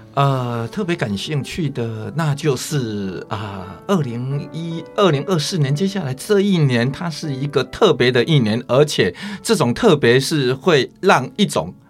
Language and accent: Chinese; Chiayi coastal countryside, Chiayi County, Taiwan; 我是民国五十八年出生的。是。啊，那我是出生在嘉义海边乡下